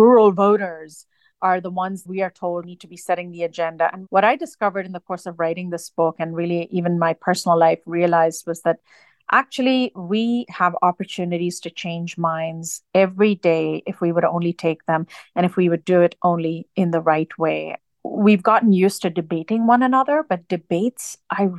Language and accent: English; Dubai, United Arab Emirates; now in United States; I was born and raised in the United Arab Emirates